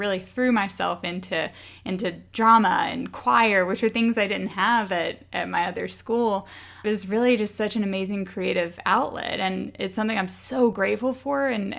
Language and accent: English; Arkansas, United States; So you know that I grew up on a farm in Arkansas. My dad was a third or fourth generation farmer. So long line of Arkansas farmers in my family